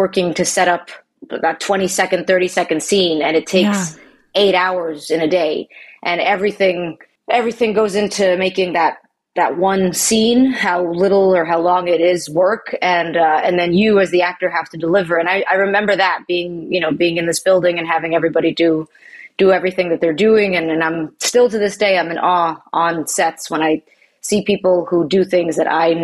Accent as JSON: {"language": "English", "area": "Long Island", "region": "New York", "country": "United States", "said": "I'm from New York. I'm from Long Island originally."}